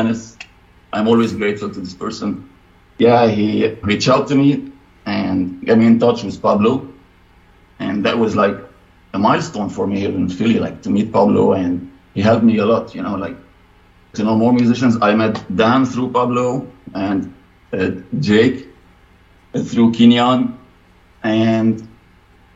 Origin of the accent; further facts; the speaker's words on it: Lebanon; moved away as an adult; now in United States; I was living in my home country, Lebanon, and I moved to the States 3 years ago.